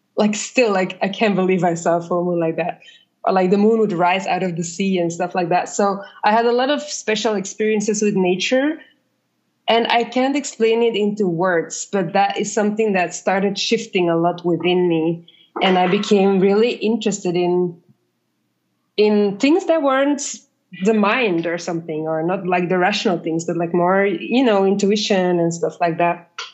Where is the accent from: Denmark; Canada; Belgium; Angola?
Belgium; moved away as an adult; also born or lived in South America; now in Ghana; I grew up in Belgium. I studied in Belgium and I worked a bit in Belgium